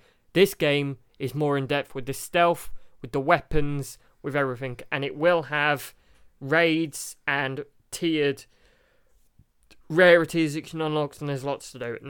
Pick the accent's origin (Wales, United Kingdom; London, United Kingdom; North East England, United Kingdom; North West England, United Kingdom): North West England, United Kingdom; Carlisle; born there; I was born in Carlisle, but I was raised in the military.